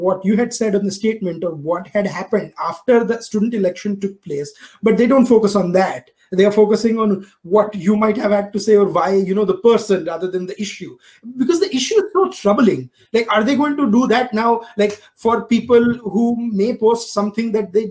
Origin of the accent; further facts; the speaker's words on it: India; I was born and raised in India